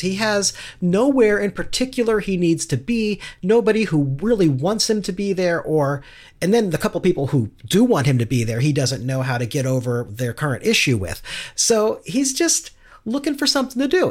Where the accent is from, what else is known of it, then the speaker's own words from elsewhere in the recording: Kansas City, Missouri, United States; my hometown of Kansas City